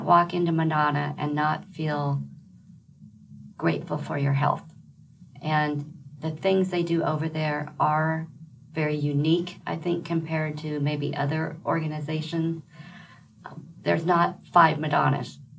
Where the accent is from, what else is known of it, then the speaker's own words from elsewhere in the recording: Milford, Nebraska, United States; now in Lincoln, United States; I grew up in Milford, which is a town just 25 miles west of Lincoln.